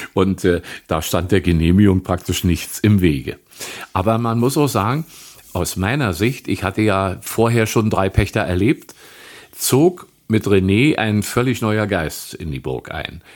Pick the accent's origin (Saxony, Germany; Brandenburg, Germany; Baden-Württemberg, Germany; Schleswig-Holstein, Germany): Brandenburg, Germany; Wittenberge; Ich bin 1952 in Wittenberge in der Prignitz geboren noch hier lebend